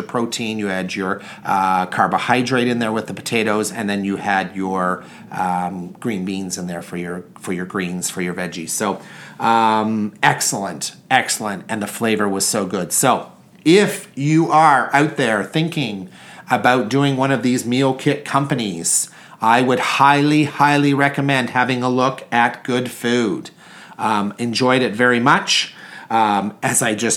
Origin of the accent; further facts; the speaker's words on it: Canada; I'm Canadian.